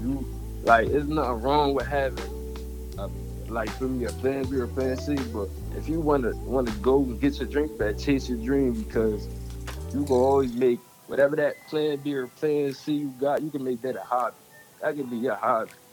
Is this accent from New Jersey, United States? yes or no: yes; Camden, New Jersey, United States; growing up in Camden